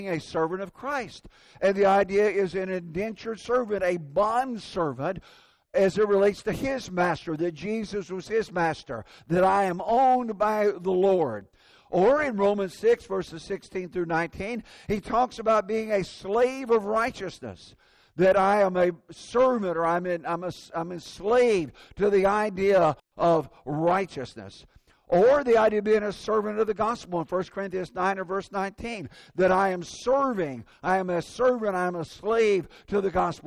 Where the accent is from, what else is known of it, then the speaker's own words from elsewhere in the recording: Indiana, United States; moved away; That's my home state.